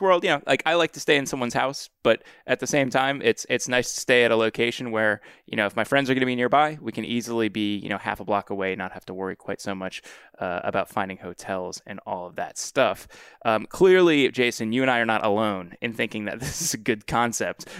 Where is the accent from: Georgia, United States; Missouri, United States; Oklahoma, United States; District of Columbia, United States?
District of Columbia, United States; Washington; my hometown and kind of the fool's hometown of D C